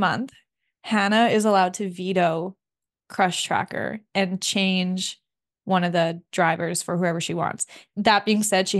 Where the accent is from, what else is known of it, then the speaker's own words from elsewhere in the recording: Canada; We're Canadian. We're English.